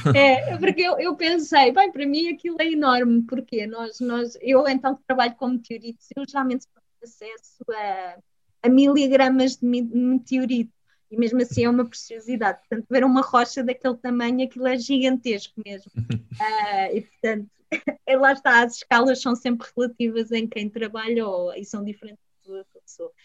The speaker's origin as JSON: {"language": "Portuguese", "country": "Portugal", "said": "sou portuguesa, sou europeia"}